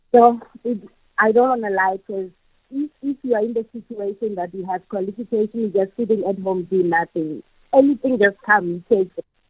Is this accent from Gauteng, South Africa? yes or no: no; Bloemfontein, Free State, South Africa; now in Kimberley, South Africa; I'm from the Free State in uh, uh, a place called uh, Mangaung, mm-hmm. in the, known as Freedom Square. It's mm-hmm. where I grew